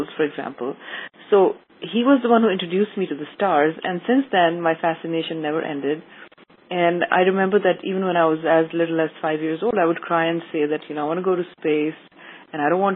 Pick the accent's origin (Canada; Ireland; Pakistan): Pakistan; moved away; also born or lived in Monaco / United Arab Emirates; I grew up in Pakistan